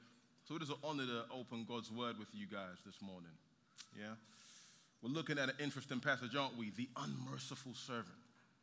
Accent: London, United Kingdom; moved away as an adult; also born or lived in Nigeria; now in San Antonio, United States; I was born in Nigeria, then I moved to London when I was 9. 7 odd years ago, my wife and I moved to San Antonio.

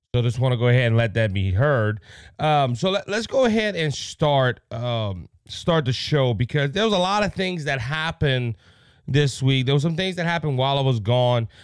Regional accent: Cajun, Louisiana, United States

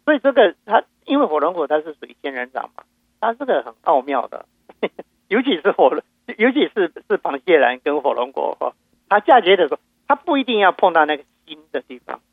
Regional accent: Taiwan; now in Houston, United States; 因为都是在台湾的话，我们家乡到处都是释迦树嘛

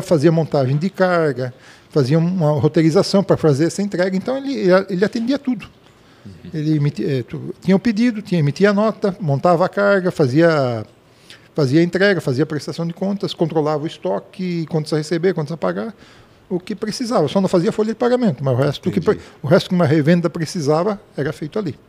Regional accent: Blumenau, Santa Catarina, Brazil; sou nascido em Blumenau, em 1961

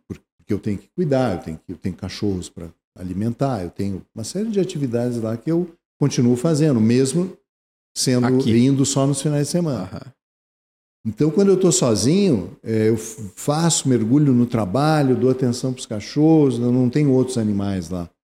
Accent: Porto Alegre, Rio Grande do Sul, Brazil; eu nasci em Porto Alegre

